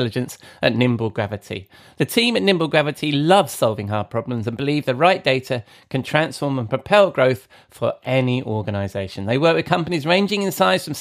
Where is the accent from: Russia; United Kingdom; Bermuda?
United Kingdom; England; I'm English